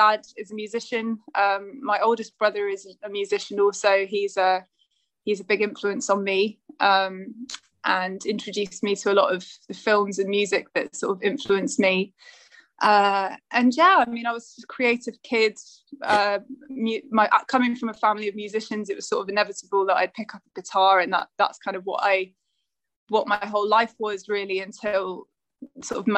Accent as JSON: {"language": "English", "town": "Bath", "region": "South West England", "country": "United Kingdom", "tie": "born or raised there", "also_born_or_lived": "Trowbridge"}